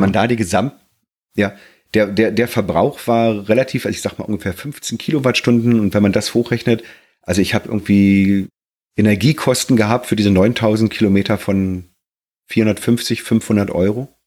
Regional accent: Germany; also born or lived in Black Forest; als Deutscher

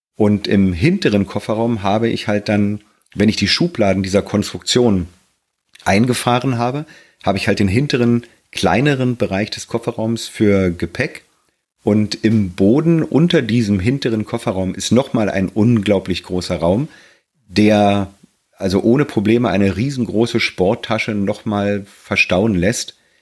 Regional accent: Germany; also born or lived in Black Forest; als Deutscher

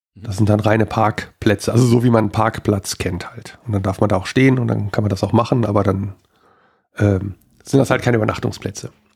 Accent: Wuppertal, North Rhine-Westphalia, Germany; in meinem Heimatort hier, wir hatten, äh, da wo ich groß geworden bin

